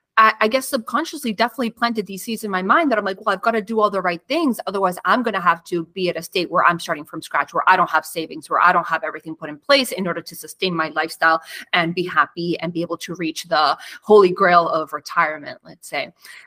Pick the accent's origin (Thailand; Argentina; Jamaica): Argentina; now in Canada; I immigrated from Argentina to Canada. My parents had to completely restart their life, find new careers.